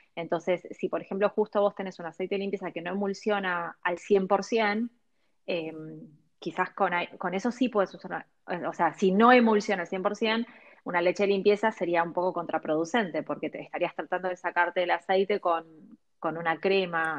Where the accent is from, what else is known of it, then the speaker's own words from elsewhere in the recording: Argentina; also born or lived in Los Angeles, United States; yo nací acá, crecí acá